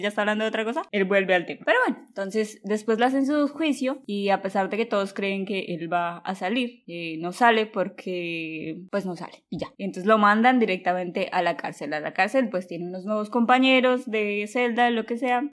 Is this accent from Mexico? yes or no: no; Colombia; Yo soy colombiana